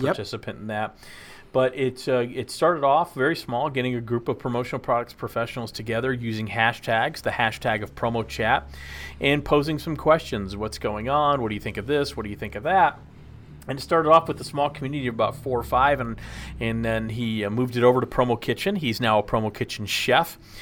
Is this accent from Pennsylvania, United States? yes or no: no; Texas, United States; The best part of growing up in Texas is being in Texas